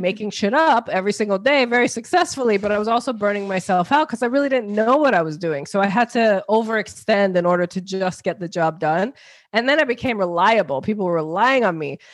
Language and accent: English; New York, United States; also born or lived in New Jersey; now in Connecticut, United States; born in New Jersey, grew up in New York